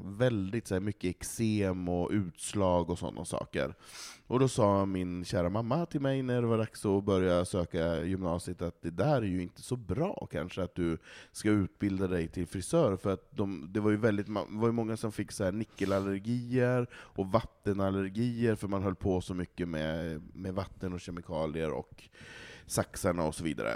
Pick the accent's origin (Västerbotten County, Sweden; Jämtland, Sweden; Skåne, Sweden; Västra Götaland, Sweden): Västerbotten County, Sweden; Malå; moved away; i Malå, i samhället där jag kommer ifrån